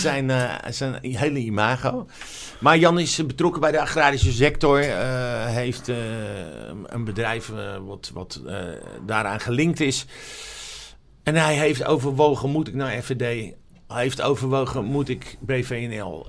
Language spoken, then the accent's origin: Dutch; Amsterdam, North Holland, Netherlands; ik ben opgegroeid in Amsterdam Zuidoost